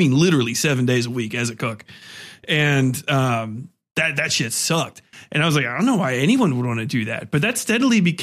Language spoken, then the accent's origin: English; United States; I'm an American